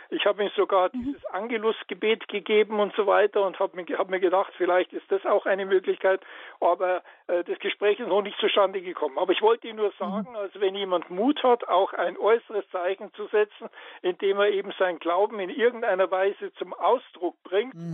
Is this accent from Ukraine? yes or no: yes; Ukraine; Ich bin, ich komme aus der Ukraine und ich bin orthodox.